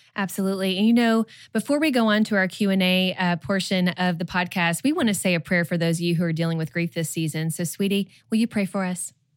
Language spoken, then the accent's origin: English; Kentucky, United States; moved away as an adult; also born or lived in Georgia; now in Texas, United States; We grew up in Kentucky, but we, we lived in Georgia for about ten years, and then now we're in Texas